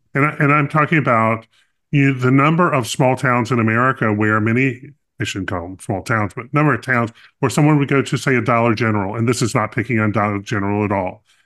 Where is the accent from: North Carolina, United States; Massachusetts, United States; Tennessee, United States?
North Carolina, United States; I grew up in North Carolina